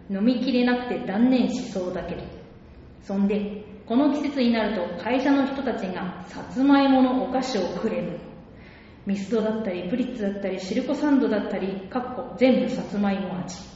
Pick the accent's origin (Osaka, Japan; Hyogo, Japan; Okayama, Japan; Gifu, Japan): Hyogo, Japan; まあ、80年代の象徴ということで、私、出身は兵庫兵庫